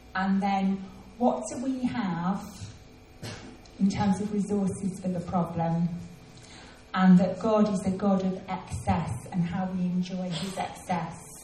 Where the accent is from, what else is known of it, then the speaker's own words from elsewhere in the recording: England, United Kingdom; it was the first Christmas that I was away from England